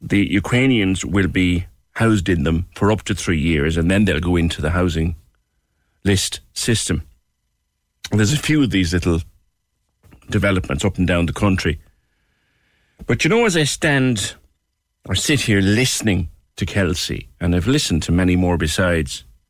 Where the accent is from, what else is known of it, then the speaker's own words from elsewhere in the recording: Ireland; as an Irishman